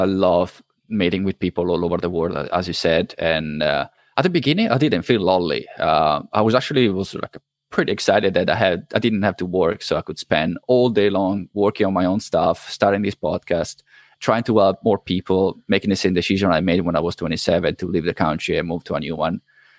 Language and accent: English; Italy; accent: Italian; English is a second language; also born or lived in New Zealand; I don't know if because I was living with somebody from Ireland or just the mix from Italian accent to Kiwi accent came out Irish.